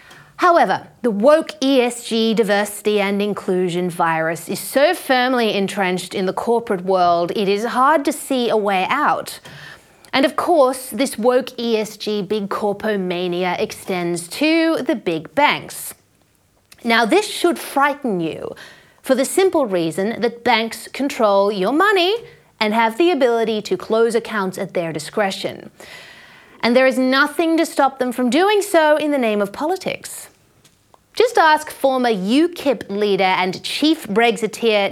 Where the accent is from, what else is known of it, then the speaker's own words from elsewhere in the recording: Brisbane, Queensland, Australia; Brisbane, my hometown